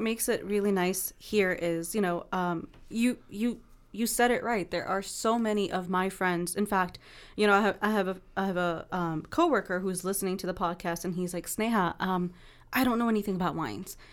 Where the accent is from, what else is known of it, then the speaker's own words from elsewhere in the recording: East Coast, United States; now in Oakland, United States; I'm from the East Coast.